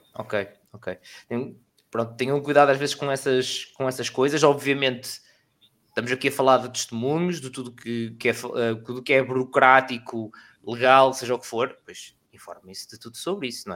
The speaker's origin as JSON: {"language": "Portuguese", "area": "Aveiro area", "region": "Centro", "country": "Portugal", "said": "eu sou da zona da Aveiro"}